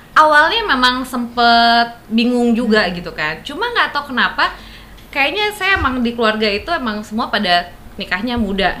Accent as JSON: {"language": "Indonesian", "town": "Palembang", "region": "South Sumatra", "country": "Indonesia", "tie": "born or raised there", "also_born_or_lived": "Jakarta", "moved": "as an adult", "said": "saya kan emang tinggal di Palembang dari kecil sampai sekolah di Palembang."}